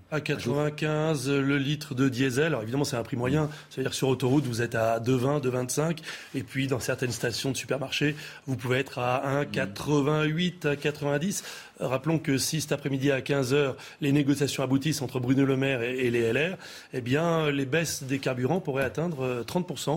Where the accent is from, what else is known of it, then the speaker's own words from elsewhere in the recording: France; chez nous en France